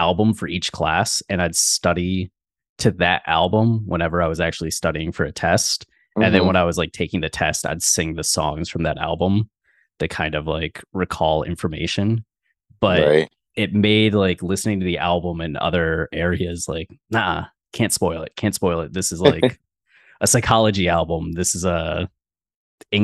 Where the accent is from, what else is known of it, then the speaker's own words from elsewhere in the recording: Ohio, United States; now in Austin, United States; when I was growing up in Ohio, everything was like 20 to 40 minutes for a drive